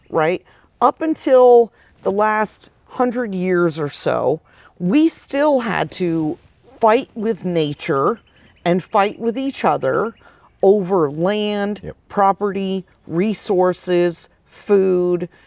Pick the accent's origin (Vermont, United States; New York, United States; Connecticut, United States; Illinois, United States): Vermont, United States; moved away as an adult; also born or lived in Phoenix, Arizona; I moved there from Vermont, where, uh, you know, I grew up having a garden